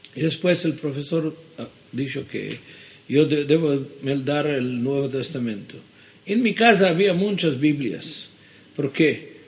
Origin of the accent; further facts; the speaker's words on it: Jerusalem, Jerusalem District, Israel; Spanish is a second language; also born or lived in Sofia, Bulgaria; ahí crecí de, un, de edad de un año, fina hoy crecí en Jerusalén